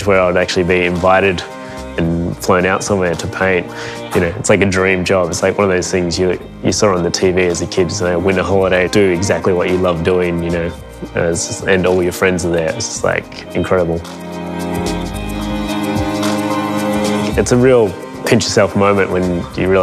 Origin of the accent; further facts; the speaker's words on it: Melbourne, Victoria, Australia; I'm a painter from Melbourne